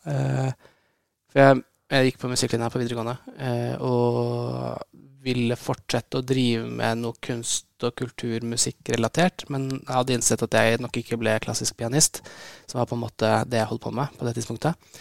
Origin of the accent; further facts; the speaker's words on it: Oslo, Norway; jeg vokste opp her i Oslo